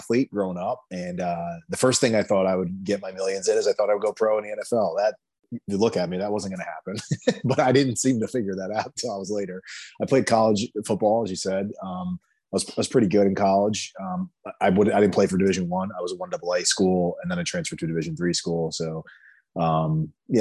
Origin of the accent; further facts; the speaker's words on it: Jersey Shore, New Jersey, United States; I grew up in New Jersey on the Jersey Shore